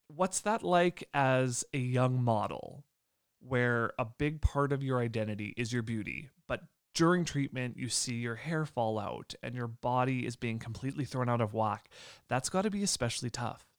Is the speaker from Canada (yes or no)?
yes; Lemberg, Saskatchewan, Canada; I'm originally from Lemberg, which is about, I think it's about forty-five minutes away from Yorked